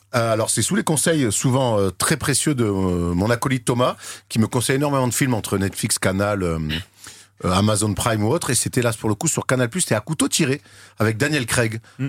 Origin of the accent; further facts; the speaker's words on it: Marseille, Provence-Alpes-Côte d'Azur, France; je suis de Marseille